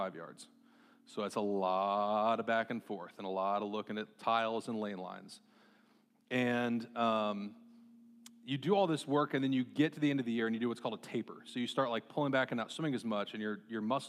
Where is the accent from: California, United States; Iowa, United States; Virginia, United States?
Iowa, United States; Marshalltown; growing up in Marshtown, Iowa